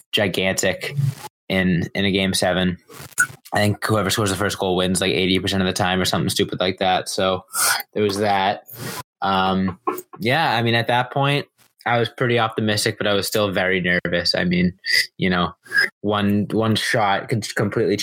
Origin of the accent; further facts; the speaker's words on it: Massachusetts, United States; I'm from Massachusetts